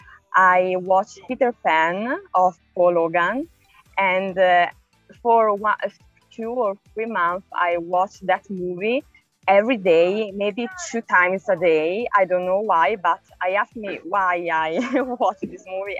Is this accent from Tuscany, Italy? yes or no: yes; Lucca, Tuscany, Italy; I'm from Lucca, is a city near Florence in Tuscany, in Italy.